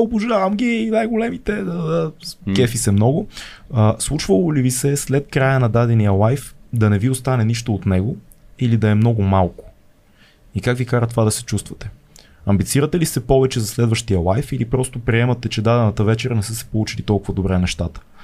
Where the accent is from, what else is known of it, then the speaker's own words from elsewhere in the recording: Bulgaria; като българи